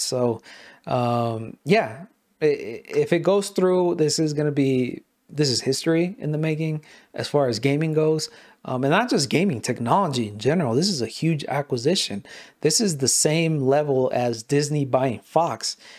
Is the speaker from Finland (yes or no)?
no; Mexico; first language Spanish; English is a second language; I am Mexican as hell